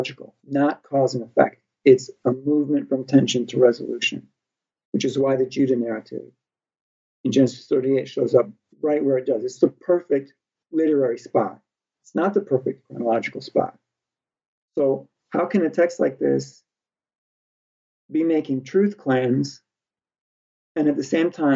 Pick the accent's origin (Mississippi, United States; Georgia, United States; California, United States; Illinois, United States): Illinois, United States; moved away as an adult; now in Slovakia; I'm from the state of Illinois